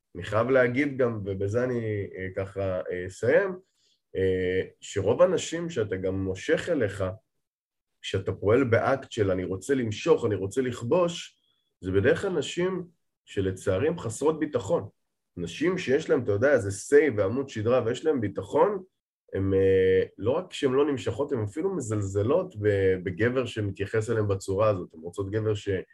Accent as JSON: {"language": "Hebrew", "town": "Safed", "region": "Northern District", "country": "Israel", "tie": "born or raised there", "moved": "as an adult", "lives_now": "Tel Aviv, Israel", "said": "כן, גדלתי בפריפריה. צפת זה פריפריה ארדקור."}